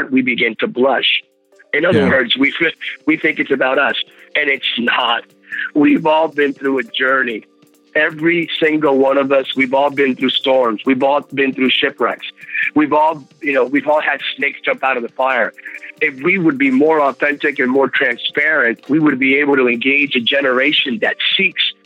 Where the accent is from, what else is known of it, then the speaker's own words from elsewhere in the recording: Bethlehem, Pennsylvania, United States; Growing up in Bethlehem, Pennsylvania, I'm a Pennsylvania guy